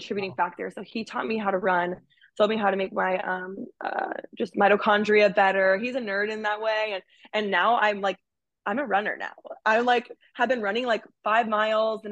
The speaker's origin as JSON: {"language": "English", "region": "Alaska", "country": "United States", "tie": "born or raised there", "said": "I'm from Alaska."}